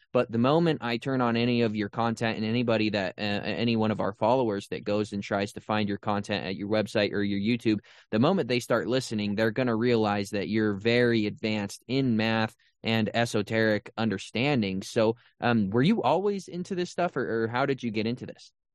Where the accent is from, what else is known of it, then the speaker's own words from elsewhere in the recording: Utah, United States; I was raised in Utah.